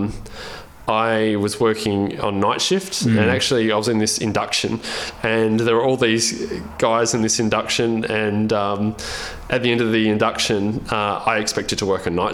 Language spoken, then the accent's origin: English; Albany, Western Australia, Australia; I grew up in Albany, in, you know, obviously Albany, the southwest of Western Australia